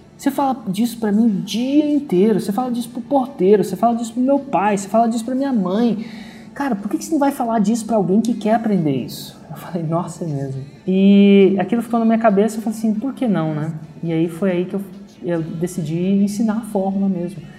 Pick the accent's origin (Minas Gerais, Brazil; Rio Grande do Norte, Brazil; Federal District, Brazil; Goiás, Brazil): Federal District, Brazil; Brasília; moved away; also born or lived in São Carlos, São Paulo / Germany; nasci em Brasília